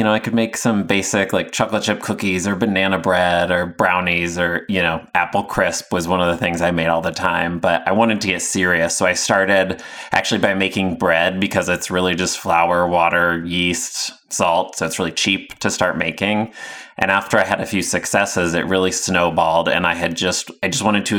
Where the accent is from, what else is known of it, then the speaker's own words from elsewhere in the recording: Indiana, United States; moved away; also born or lived in Chicago; I'm originally from Indiana